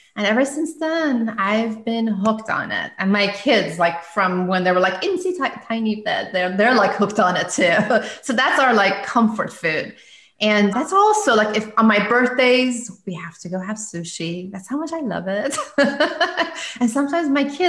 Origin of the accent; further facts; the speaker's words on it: Iran; moved away as an adult; now in United States; I'm originally from Iran. So we don't have sushi there. And I had just moved to US.